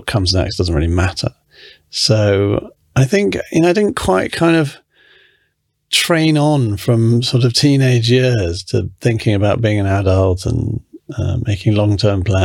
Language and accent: English; England, United Kingdom; also born or lived in London; I was born in England. My mother's American. My father is English.